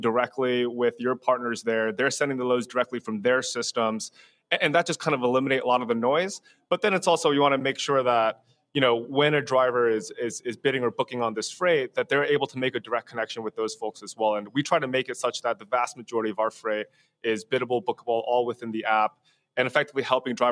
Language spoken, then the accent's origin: English; New Jersey, United States; I grew up in New Jersey